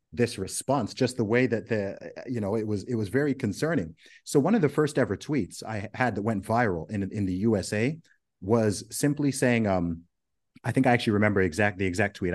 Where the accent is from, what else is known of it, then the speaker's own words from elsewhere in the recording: Saudi Arabia; moved away; also born or lived in Oxford, United Kingdom; did a couple of gigs in my hometown in Saudi Arabia